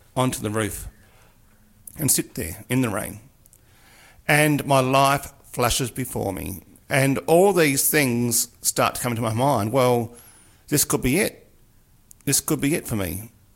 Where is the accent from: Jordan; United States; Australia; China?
Australia; Mildura, Victoria; growing up on the Murray in Mildura, where I grew up